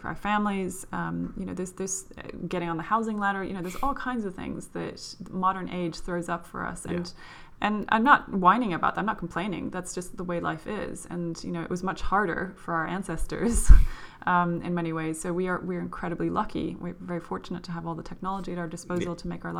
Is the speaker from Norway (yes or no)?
yes; Norway; moved away as an adult; now in London, United Kingdom; when I grew up in Norway.